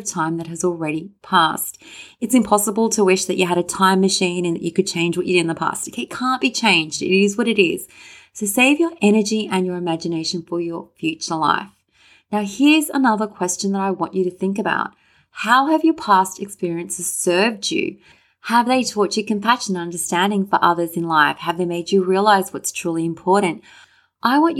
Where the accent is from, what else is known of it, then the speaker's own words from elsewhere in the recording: Sydney, New South Wales, Australia; me wishing that I was born in Hawaii rather than Sydney